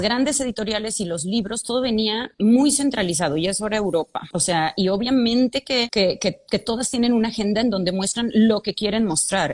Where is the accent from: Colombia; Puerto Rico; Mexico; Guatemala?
Mexico; Guadalajara, Jalisco; yo soy de Guadalajara